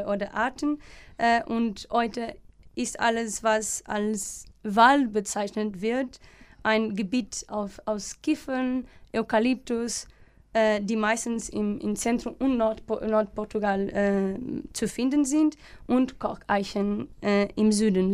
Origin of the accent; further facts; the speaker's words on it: Alcobaça, Leiria District, Portugal; German is a second language; moved away as an adult; now in Germany; ich komme aus Portugal, ähm, genauer aus Alcobaça